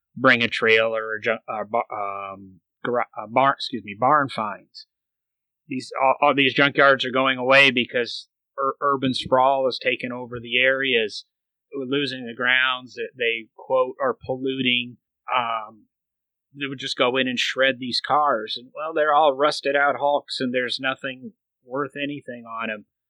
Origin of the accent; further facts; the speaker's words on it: Michigan, United States; I grew up in Michigan